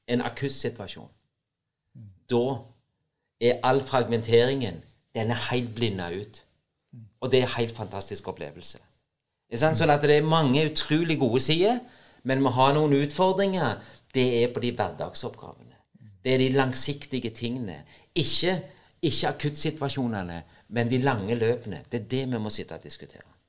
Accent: Norway; Selv om det er et amerikansk selskap som betaler lønna mi, så er jeg nordmann.

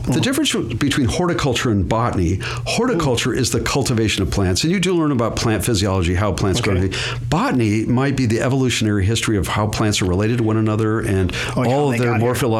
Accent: Hawaii, United States; moved away; I grew up in Hawaii

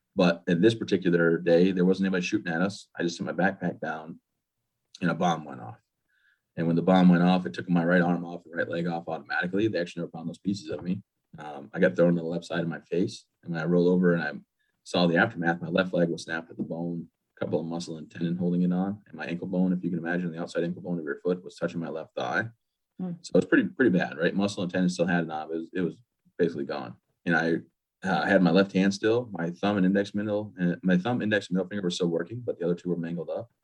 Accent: Michigan, United States; moved away as an adult; now in Maine, United States; I actually grew up in Michigan

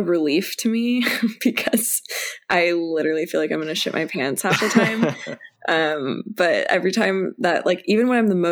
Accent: Aliso Viejo, California, United States; also born or lived in Los Angeles; I grew up in Aliso Viejo

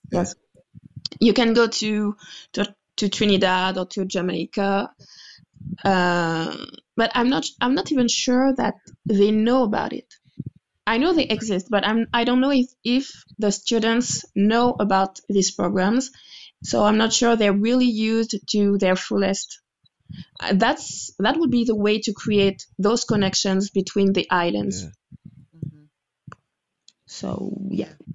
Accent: Guadeloupe; moved away as an adult; now in France; a woman from Guadeloupe who was born and raised in Guadeloupe

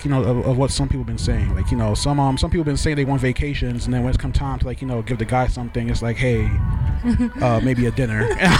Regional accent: New York City, New York, United States; also born or lived in Trinidad; I was born in Trinidad, but raised in Brooklyn.

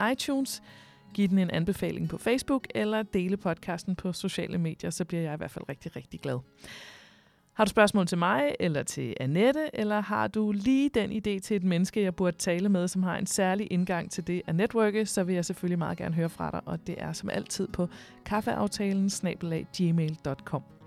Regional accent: Denmark; vi altid sådan falder i som danskere

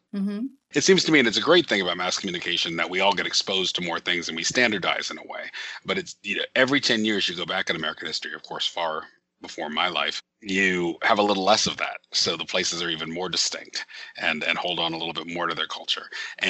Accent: Nuremberg, Bavaria, Germany; And so I was born in Nuremberg, Germany, which is the nearest big city to where my parents lived.

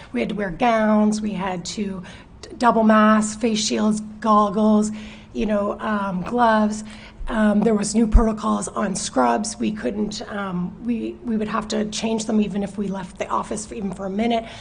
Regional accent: Chester, Nova Scotia, Canada; I grew up in Chester, but um, moved away for a few years

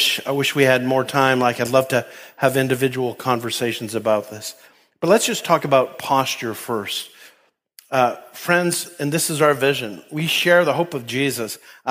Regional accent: Canada; moved away as an adult; where I grew up in Canada

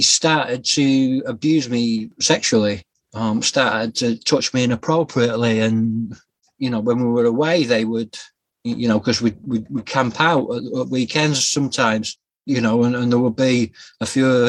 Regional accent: Yorkshire and the Humber, United Kingdom; also born or lived in Scotland; I was born in Scotland in 1977, raised in a place called Yorkshire, a county called Yorkshire in England, and I grew up through the 80s and 90s

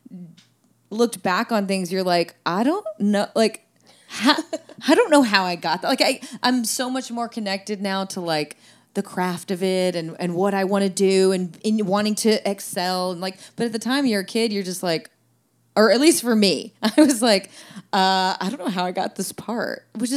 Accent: Georgia, United States; moved away; I was from Georgia

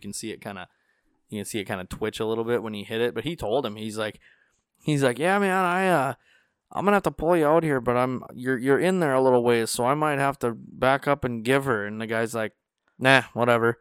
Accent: North Dakota, United States; I told him North Dakota

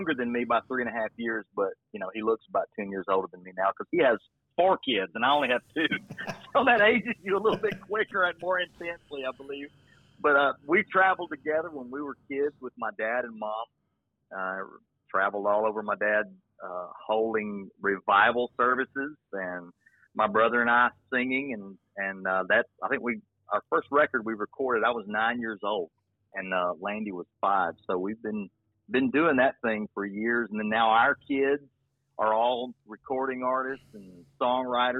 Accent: Birmingham, Alabama, United States; also born or lived in Mobile, Alabama; I was born in Mobile, raised in Birmingham

